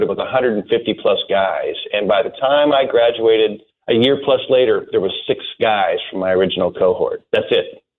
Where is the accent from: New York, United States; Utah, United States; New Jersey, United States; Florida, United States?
Utah, United States; also born or lived in Newport Beach, California; I moved to Utah before high school, and this is where I grew up